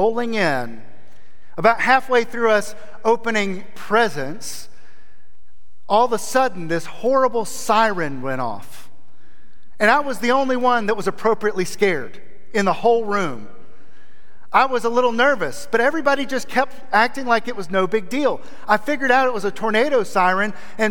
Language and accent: English; Aiken, South Carolina, United States; moved away as an adult; also born or lived in Columbia, South Carolina / Trussville, Alabama; now in Alabama, United States; I was born in Columbia, South Carolina. And I lived there until I was about 5 years old, and we moved to Aiken, South Carolina, which was my father's hometown. And that's where I went to school